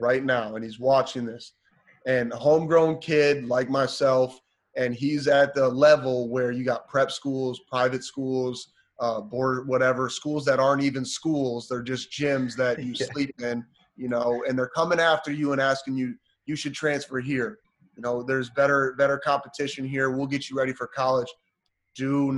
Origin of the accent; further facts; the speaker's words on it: small town Wisconsin, United States; also born or lived in Seattle, Washington; When I moved from Seattle back to Wisconsin, I did seventh grade in both states